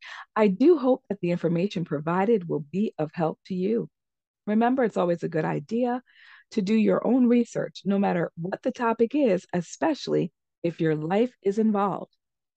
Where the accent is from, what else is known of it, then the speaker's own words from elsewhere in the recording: New York, United States; I am a New Yorker.